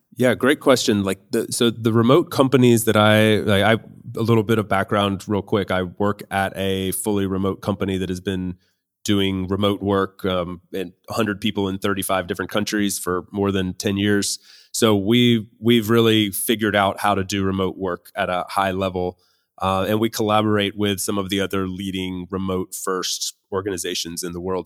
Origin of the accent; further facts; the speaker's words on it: United States; moved away as an adult; now in Spain; I am an American currently living in Spain